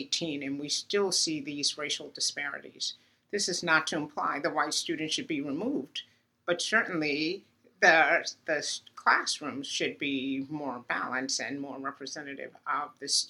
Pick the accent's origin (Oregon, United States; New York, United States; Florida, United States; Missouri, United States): New York, United States; Uniondale; moved away; the students and children on my street in Uniondale were bused to a school across town to desegregate it